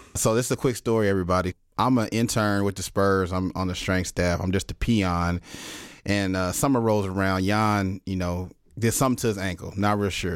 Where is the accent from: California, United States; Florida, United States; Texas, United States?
Texas, United States; Dallas; growing up in Dallas, you know, I was a huge Dirk fan